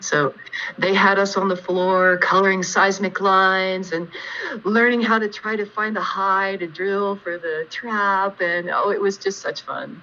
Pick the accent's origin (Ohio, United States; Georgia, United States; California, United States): Ohio, United States; Jackson; also born or lived in Chillicothe, Ohio; now in Lakewood, United States; I was born in a town in southeastern Ohio called Chillicothe and uh, grew up in another smaller town even further to the south and east called Jackson